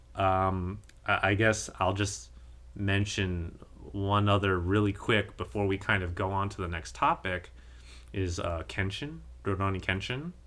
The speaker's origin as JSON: {"language": "English", "country": "United States", "said": "as an American"}